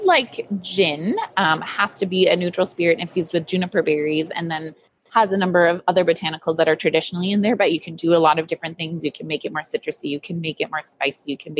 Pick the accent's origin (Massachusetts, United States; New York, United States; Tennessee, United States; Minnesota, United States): Minnesota, United States; Duluth; We moved to Duluth when I was four.